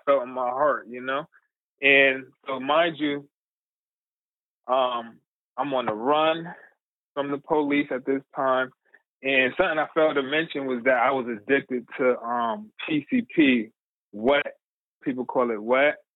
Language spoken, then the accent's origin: English; New Haven, Connecticut, United States; I'm from New Haven, Connecticut. Um and it's the area in New Haven called the New Hallville section um, of our town